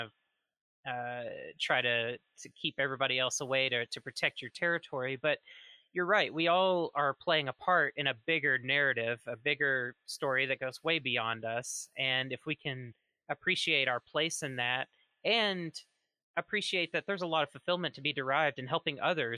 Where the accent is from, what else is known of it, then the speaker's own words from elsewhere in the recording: Mississippi, United States; My home state is actually Mississippi, one of the most conservative, prohibitionist heavy places in the United States